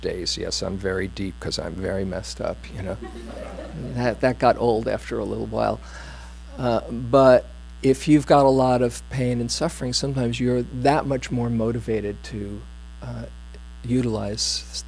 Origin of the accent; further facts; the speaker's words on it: New York City, New York, United States; I was from Queens